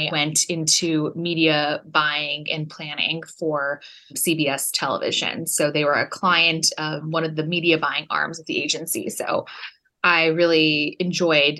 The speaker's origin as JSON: {"language": "English", "area": "Orange County", "region": "California", "country": "United States", "tie": "born or raised there", "also_born_or_lived": "Los Angeles, California", "said": "Born and raised in Orange County, and then went to USC for college and have been in LA for the past 10 and a half years or so"}